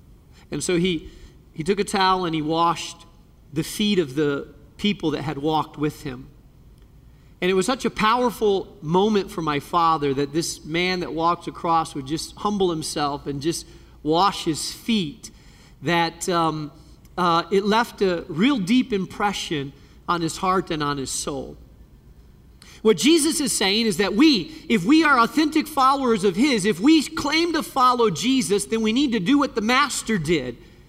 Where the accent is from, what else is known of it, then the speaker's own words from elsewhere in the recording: Spain; Years ago, I was just a kid, and there was a fellow that was walking across Spain. I grew up in Spain, and he was walking.